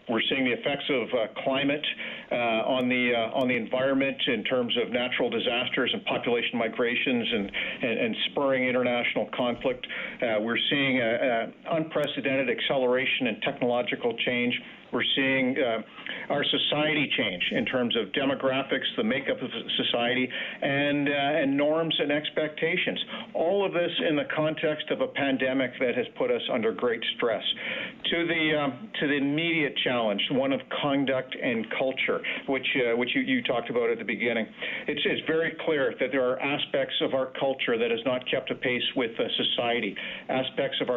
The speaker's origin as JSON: {"language": "English", "country": "Canada", "said": "us as a country and as a Canadian Armed Forces are facing a confluence of challenges"}